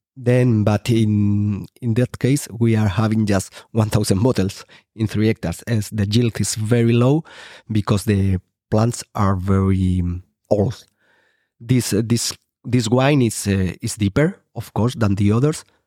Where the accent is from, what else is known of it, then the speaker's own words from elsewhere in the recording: Rubielos de Mora, Aragon, Spain; English is a second language; planting, um, a few hectares in my hometown